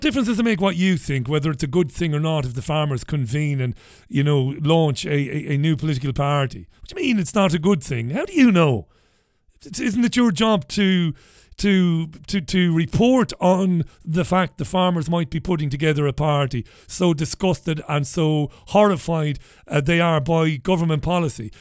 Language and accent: English; Waterford, Munster, Ireland; as a young lad in the 1980s, b- b- friends of mine growing up in Ballybeg and later on growing up in Browns Road